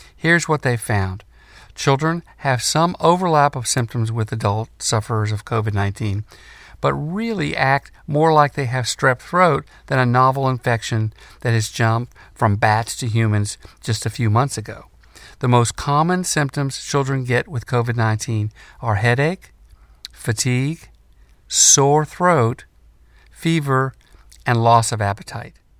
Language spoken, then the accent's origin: English; North Carolina, United States; The University of North Carolina, in my home state